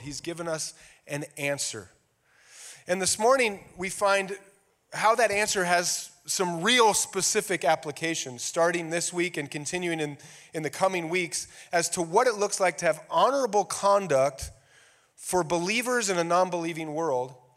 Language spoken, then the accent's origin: English; United States; we are all American